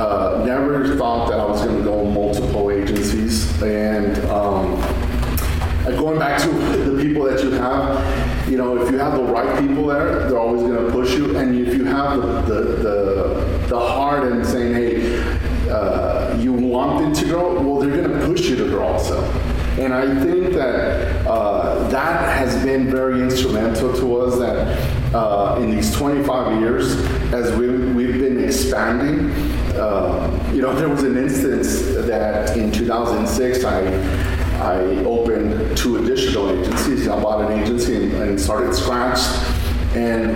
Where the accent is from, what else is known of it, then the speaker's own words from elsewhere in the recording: Fabens, Texas, United States; this small community that I grew up in Fabens. I'm from Fabens